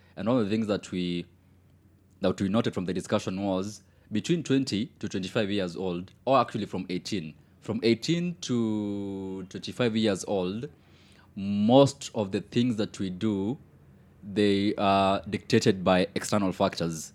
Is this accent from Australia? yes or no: no; Kenya; even as a Kenyan